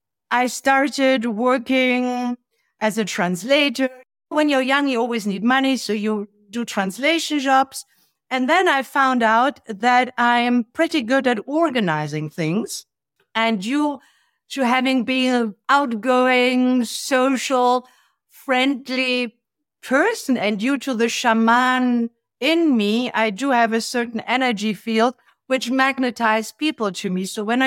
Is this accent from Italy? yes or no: yes; Italy; also born or lived in Germany / Africa; I was raised in Italy and in Africa. I'm German born. I hardly lived there. So by the time I was six, I was speaking three languages pretty well. And I grew up in the Italy of the 70s and beginning of 80s